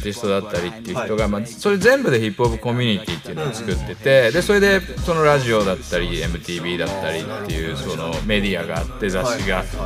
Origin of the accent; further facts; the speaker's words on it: Tokyo, Japan; それがあの俺は東京から来た日本人が、はい、まあ、フィラデルフィアにいても、うん